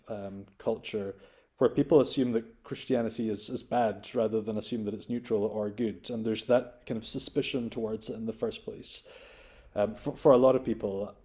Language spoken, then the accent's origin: English; Scotland, United Kingdom; as a Scot and as a European.